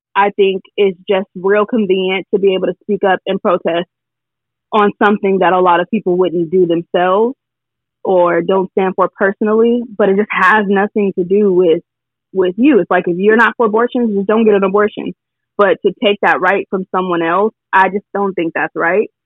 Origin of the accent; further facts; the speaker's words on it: California, United States; I'm from California